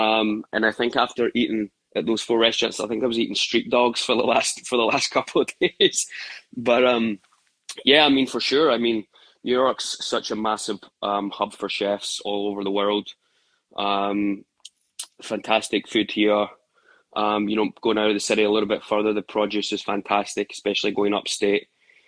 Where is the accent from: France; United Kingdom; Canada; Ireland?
United Kingdom; Glasgow, Scotland; So growing up in Glasgow, I remember like as an early age, my mum and dad were constantly working.